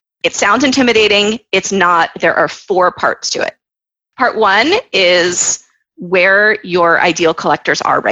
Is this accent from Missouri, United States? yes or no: no; Florida, United States; moved away as an adult; also born or lived in New York; now in Israel; I went to NYU. I grew up in Florida. I live in Israel